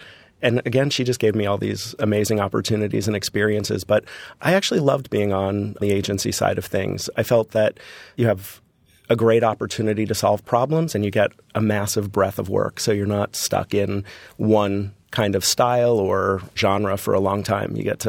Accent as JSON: {"language": "English", "region": "Florida", "country": "United States", "tie": "born or raised there", "said": "And growing up in Florida, for me, a vacation was Disney."}